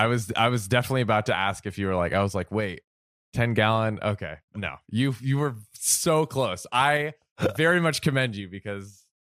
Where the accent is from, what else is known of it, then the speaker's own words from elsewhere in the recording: Texas, United States; I guess I'll begin by saying I'm a 25 female and I'm from Texas.